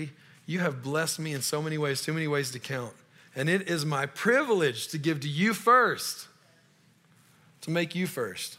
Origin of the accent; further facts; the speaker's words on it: Louisiana, United States; moved away as an adult; now in Colorado, United States; I'm from Louisiana